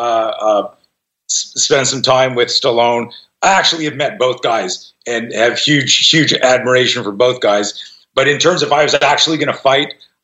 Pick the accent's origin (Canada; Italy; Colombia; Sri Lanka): Canada; now in United States; I grew up in Canada and I just became an American citizen this year